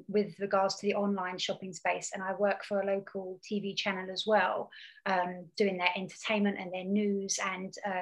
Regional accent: Hertfordshire, East of England, United Kingdom; I'm from Hertfordshire.

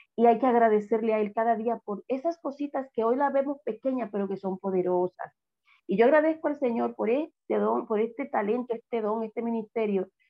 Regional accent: Villa Altagracia, San Cristóbal, Dominican Republic; cuando estaba pequeña, en mi, en mi pueblo, Villa Gracia

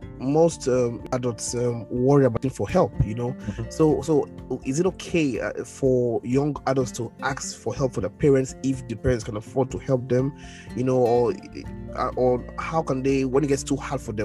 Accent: Sapele, Delta, Nigeria; growing up in Sapele

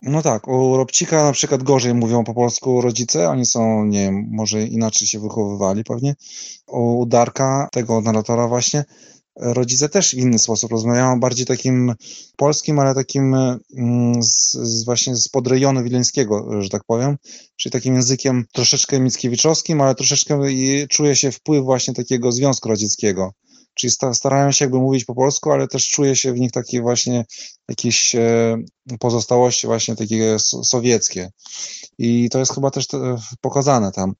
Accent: Vilnius, Vilnius County, Lithuania; accent: Vilnius Polish; ja się wychowywałem w różnych językach, bo w domu u nas się rozmawiało właśnie takim polskim, wileńskim

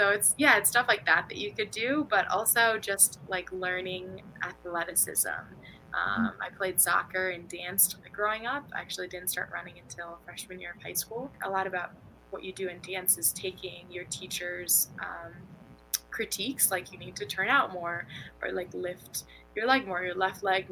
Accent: St. Louis, Missouri, United States; moved away as an adult; also born or lived in Tallahassee, Florida; I'm from St. Louis, Missouri

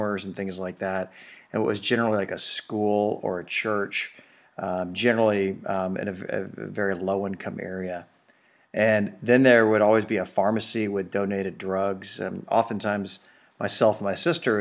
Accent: Houston, Texas, United States; I grew up in Houston.

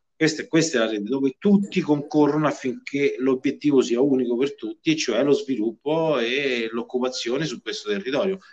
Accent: Viterbo, Lazio, Italy; io sono viterbese e amo la mia terra do, dove, dove, vivo

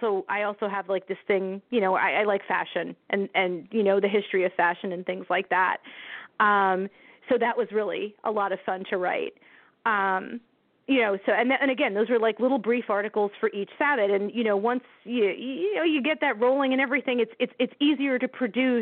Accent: New Jersey, United States; My poor home state.

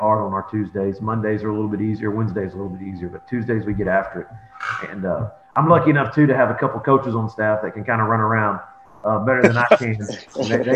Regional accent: Belton, Texas, United States; moved away as an adult; now in Hubbard, United States; I'm originally from Belton High School.

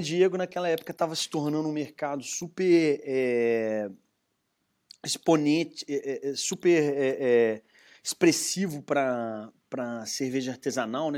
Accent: Belo Horizonte, Minas Gerais, Brazil; accent: mineiro; se vê pelo meu sotaque, sou de sou mineiro, né, de uhum. Belo Horizonte

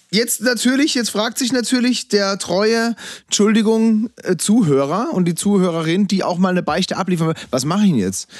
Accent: Freiburg, Baden-Württemberg, Germany; Freiburg, meiner Heimatstadt

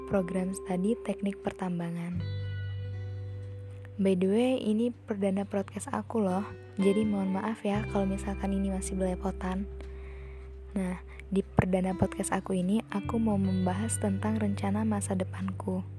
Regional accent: Lampung, Indonesia; Asal aku dari Lampung.

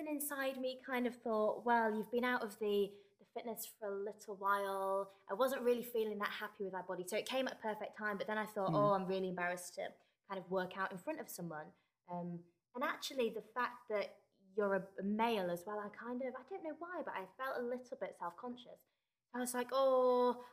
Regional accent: Yorkshire and the Humber, United Kingdom; I am from West Yorkshire. Close to Leeds.

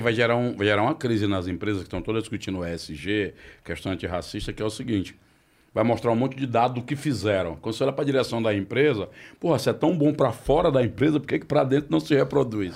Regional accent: Ceará, Brazil; moved away; do meu estado de origem

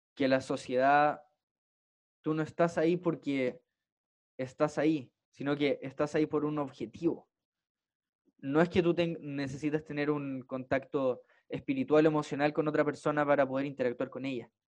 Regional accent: Punta Arenas, Magallanes and Chilean Antarctica, Chile; crecí en Punta Arenas

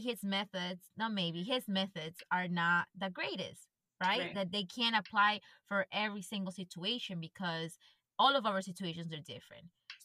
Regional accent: Ecuador; moved away; I grew up in Ecuador

